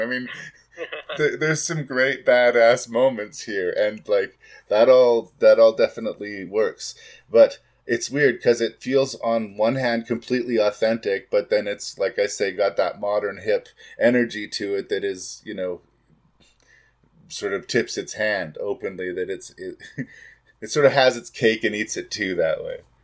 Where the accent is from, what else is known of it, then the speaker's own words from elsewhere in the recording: Canada; As a Canadian